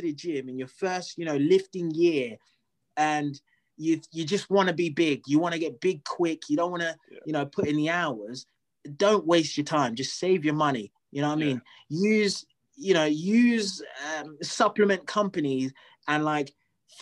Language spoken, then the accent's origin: English; Zimbabwe; I'm from Zimbabwe